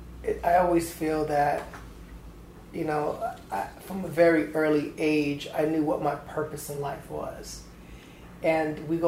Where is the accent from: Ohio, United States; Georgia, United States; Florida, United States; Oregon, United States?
Georgia, United States; Atlanta; moved away; I came from Atlanta, Georgia